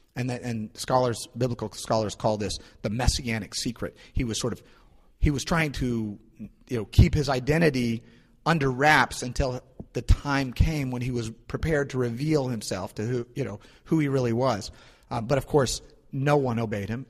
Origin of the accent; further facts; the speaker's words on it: St. Louis, Missouri, United States; moved away; I'm from St. Louis